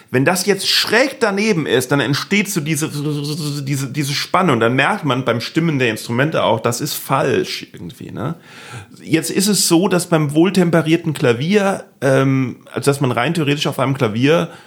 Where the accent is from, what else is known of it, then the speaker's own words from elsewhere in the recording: Bütgenbach, Wallonia, Belgium; first language German; also born or lived in Aberdeen, Scotland; ich bin in Bütchenbach aufgewachsen. Das ja. ist ein kleines Dorf mit einem wunderschönen äh, See